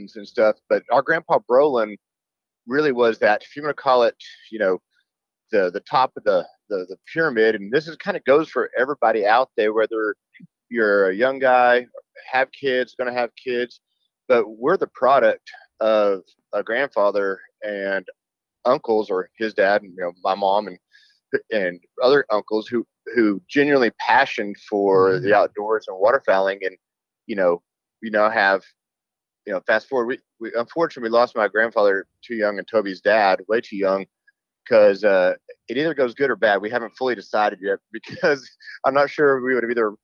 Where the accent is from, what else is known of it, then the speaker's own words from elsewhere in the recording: Amarillo, Texas, United States; I'm from Amarillo, Texas, and growing up in the Panhandle